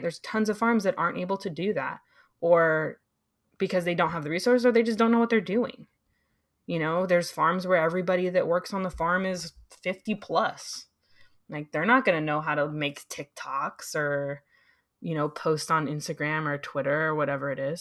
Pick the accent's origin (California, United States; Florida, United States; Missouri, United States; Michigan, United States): California, United States; San Diego; moved away; I'm originally from San Diego.